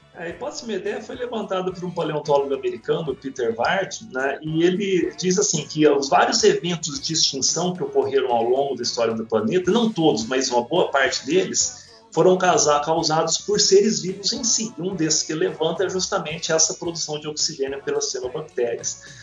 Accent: interior of Minas Gerais, Brazil; eu sou do interior de Minas

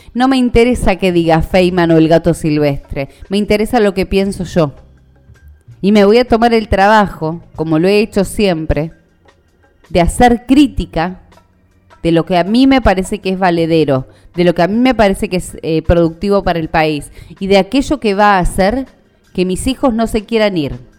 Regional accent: Buenos Aires, Argentina; los argentinos, los porteños

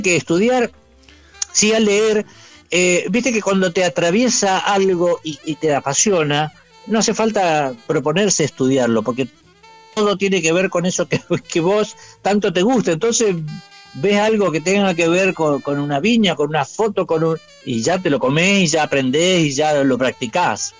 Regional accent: San Francisco, Córdoba, Argentina; now in Victoria, Argentina; sí, soy cordobés de la. No cordobés de Córdoba, sino que de, del lado de San Francisco, por esa zona

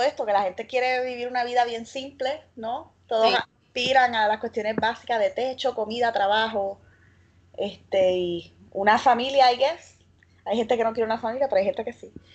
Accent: Arecibo, Puerto Rico; yo soy de Arecibo y de Atillo

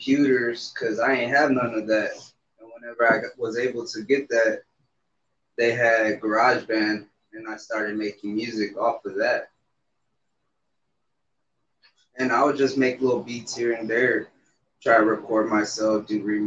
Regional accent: Somerset, Texas, United States; also born or lived in San Antonio, Texas; I'm from Somerset, Texas, from a little deep part of South.

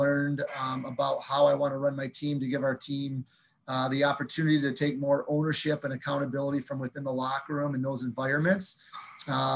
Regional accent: Flint, Michigan, United States; moved away as an adult; also born or lived in Houghton, Michigan; now in Sault Ste. Marie, United States; We grew up in Flint, Michigan, which, you know, was not a real hotbed back then

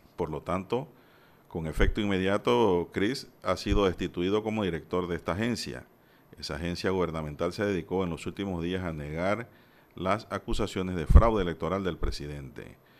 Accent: Panama; como panameños

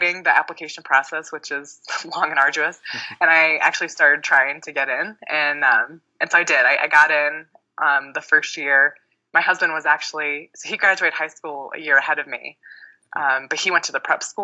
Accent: Cincinnati, Ohio, United States; moved away; I grew up in Cincinnati, Ohio

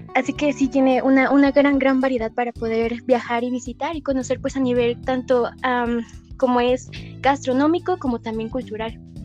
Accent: San Agustín Etla, Oaxaca, Mexico; pues yo soy originaria del estado de Oaxaca, de exactamente San Agustín Etla, se llama mi, mi pueblo natal

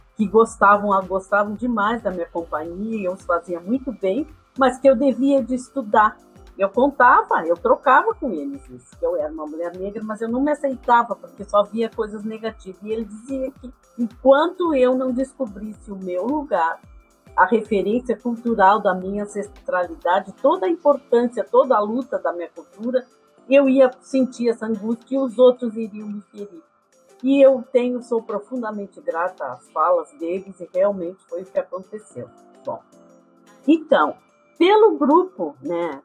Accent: Pelotas, Rio Grande do Sul, Brazil; eu sempre sou pelotense, sempre morei em Pelotas

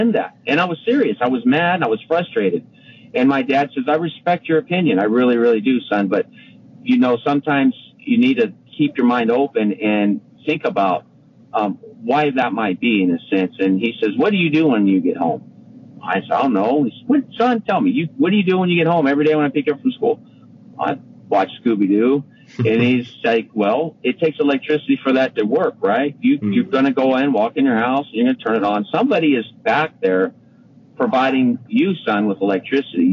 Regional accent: Madera, California, United States; I grew up in Madera, but we had family friends in Dos Palos

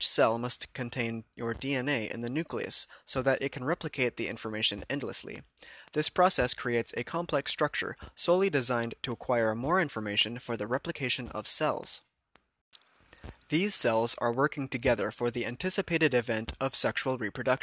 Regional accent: United States

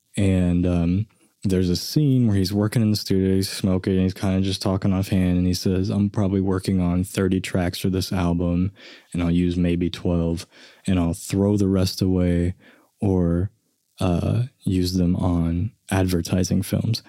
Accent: Enid, Oklahoma, United States; I grew up in Enid

